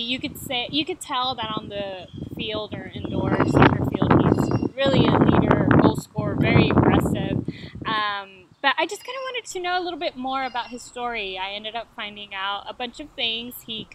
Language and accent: English; Austin, Texas, United States; So I'm also from Austin. I also played soccer here